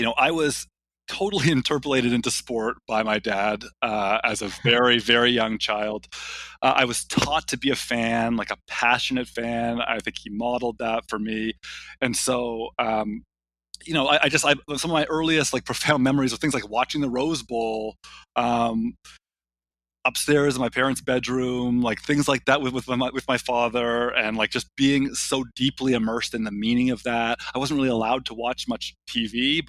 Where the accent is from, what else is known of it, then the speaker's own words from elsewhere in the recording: Toronto, Ontario, Canada; moved away as an adult; now in Durham, United States; growing up in Toronto